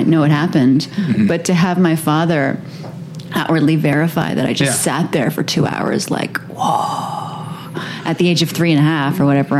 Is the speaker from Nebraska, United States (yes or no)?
no; Manhattan, New York, United States; NYC. It was really normal for me. Manhattan in the 80s, it was really, in the 90s, it was really dangerous.